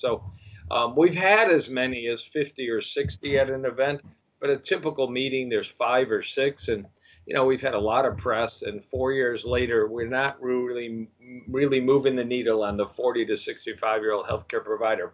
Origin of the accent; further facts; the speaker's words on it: Michigan, United States; moved away as an adult; also born or lived in Dallas, Texas / Kansas City; moved back to Michigan, my home state, and have been practicing here since 1990